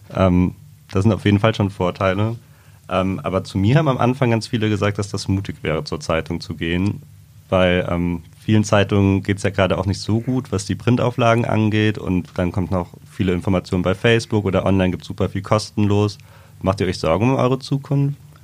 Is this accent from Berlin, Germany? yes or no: no; Trier, Rhineland-Palatinate, Germany; moved away; ich komme ja aus Trier